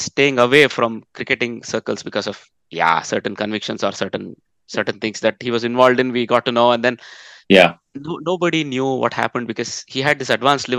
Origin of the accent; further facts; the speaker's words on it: Netherlands; So I come from the Netherlands.